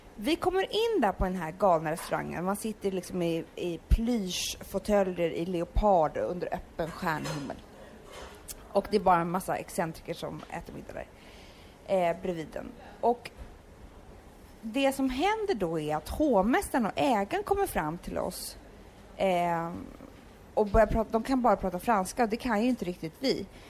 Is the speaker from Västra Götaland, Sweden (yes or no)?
no; Stockholm, Stockholm County, Sweden; jag växte upp på Söder och i hippiefamilj